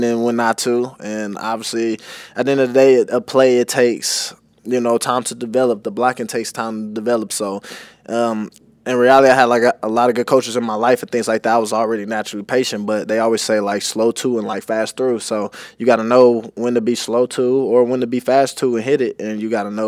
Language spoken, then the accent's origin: English; Kansas City, Missouri, United States; now in Tampa, United States; I'm from Kansas City